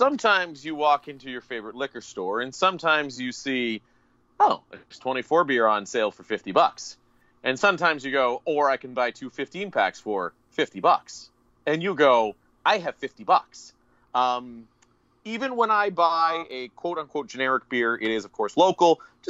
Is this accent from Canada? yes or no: yes; Thunder Bay, Ontario, Canada; moved away as an adult; also born or lived in Lloydminster; I am from Ontario.